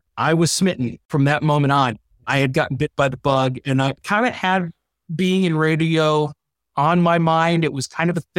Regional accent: Syracuse, New York, United States; also born or lived in Solvay, New York; now in Detroit, United States; I'm a townie. I was born and raised in Syracuse. Actually, grew up in a little in the little community of Salve, the little village of Salve, known for its own power company and eating cats.

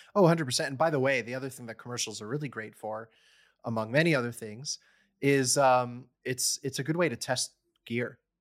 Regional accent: College Park, Maryland, United States; moved away; I grew up in the D C area

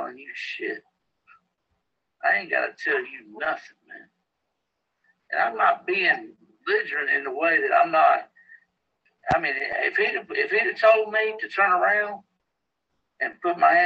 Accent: Danville, Virginia, United States; moved away; I'm from Danville, Virginia

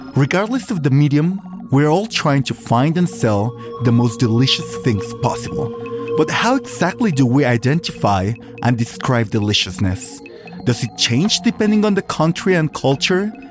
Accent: Michoacán, Mexico; I am from Michoacan

